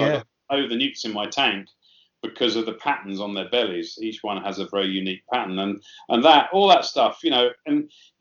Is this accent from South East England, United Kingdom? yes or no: yes; Sussex, South East England, United Kingdom; I was very lucky where I grew up in Sussex